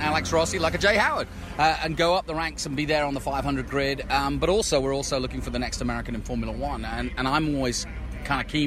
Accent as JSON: {"language": "English", "country": "United Kingdom", "said": "as a Brit"}